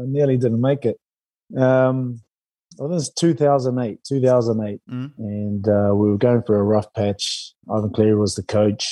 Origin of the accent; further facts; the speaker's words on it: New Zealand; moved away; as a Kiwi